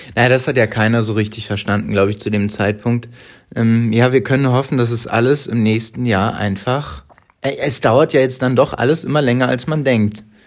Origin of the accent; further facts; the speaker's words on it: Hamburg, Germany; Ich bin in Hamburg groß geworden, in der Nähe des Stadtparks